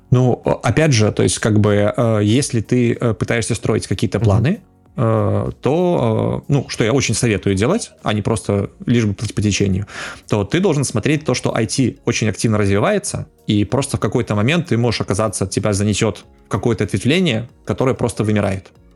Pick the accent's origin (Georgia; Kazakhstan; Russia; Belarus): Belarus; я как белорус